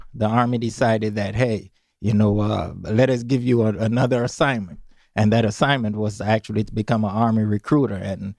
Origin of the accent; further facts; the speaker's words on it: St. Croix, U.S. Virgin Islands; Well, St. Croix.